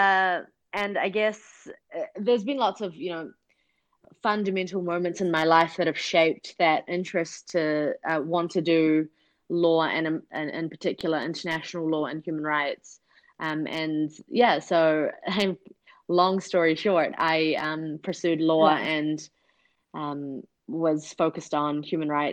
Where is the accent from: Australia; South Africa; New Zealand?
New Zealand; moved away as an adult; also born or lived in Pakistan / United States; now in Kurdistan Region, Iraq; I grew up in New Zealand